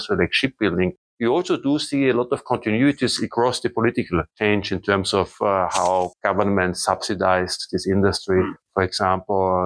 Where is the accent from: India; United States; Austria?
Austria; now in Germany; I was born in 1970 in Austria.